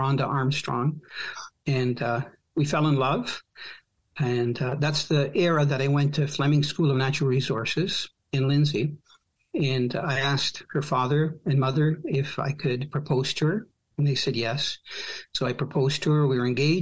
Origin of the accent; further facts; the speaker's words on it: Croatia; now in Canada; I was born from a country that doesn't exist. And that country was former Yugoslavia. So technically, I'm Croatian now